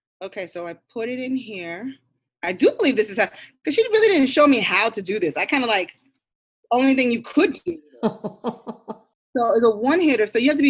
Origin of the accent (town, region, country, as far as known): New York, United States